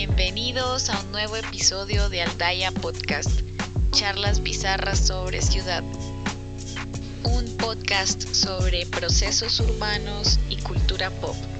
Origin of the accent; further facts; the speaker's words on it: Armenia, Quindío, Colombia; now in Bogotá, Colombia; yo soy de Armenia, pero en Bogotá siempre he vivido en Chapinero